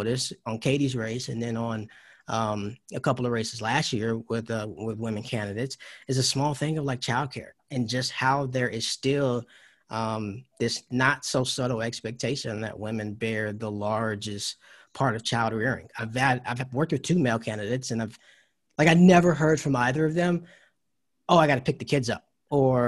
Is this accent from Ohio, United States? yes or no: no; Georgia, United States; also born or lived in North Carolina; I was born in North Carolina. And then grew up in Georgia, went to school there